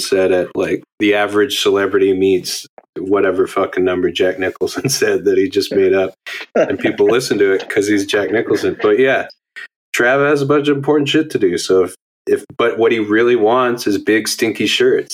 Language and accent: English; Alberta, Canada; now in Montreal, Canada; I'm from Alberta